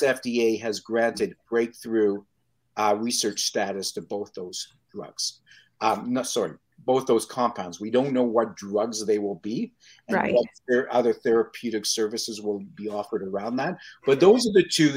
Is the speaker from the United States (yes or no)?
no; Toronto, Ontario, Canada; if you grew up where I grew up in North York